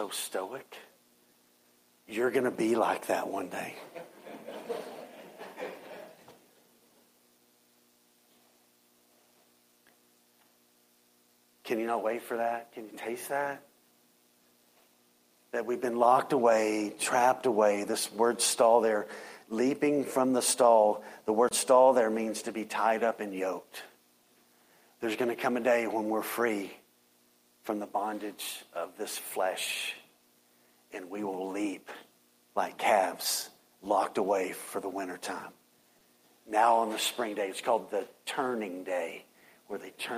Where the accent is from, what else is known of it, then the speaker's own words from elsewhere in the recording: Waco, Texas, United States; when I was younger, growing up in Waco